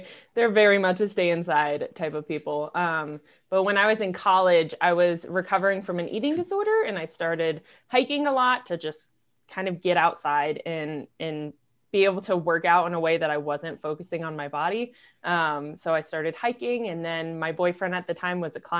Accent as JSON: {"language": "English", "region": "Maryland", "country": "United States", "moved": "as an adult", "lives_now": "Hailey, United States", "said": "I'm from Maryland originally"}